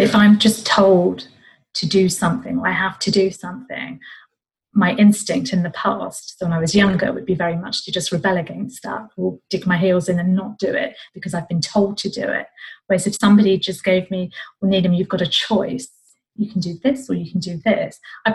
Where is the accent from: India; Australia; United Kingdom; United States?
United Kingdom; I was born and brought up in Great Britain